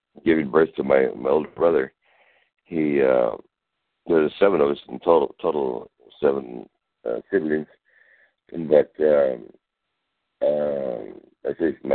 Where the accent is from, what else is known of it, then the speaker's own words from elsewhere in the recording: Mexico; also born or lived in El Paso, Texas; I was raised in Mexico. I was just born in El Paso, Texas